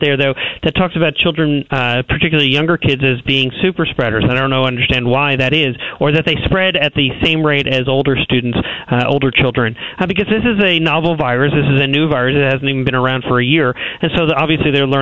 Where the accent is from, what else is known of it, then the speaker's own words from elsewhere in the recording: New York, United States; moved away; we're from New York